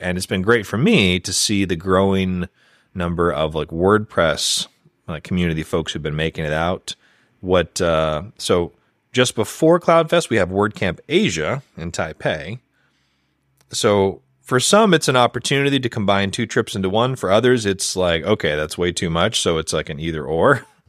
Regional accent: United States; as an American

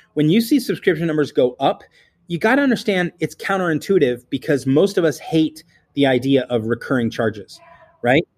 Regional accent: California, United States; I'm from California

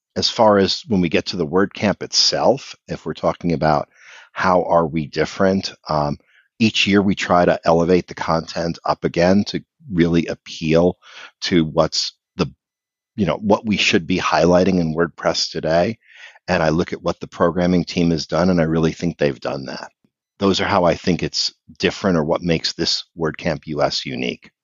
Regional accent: Philadelphia, Pennsylvania, United States; I'm from the Philadelphia area

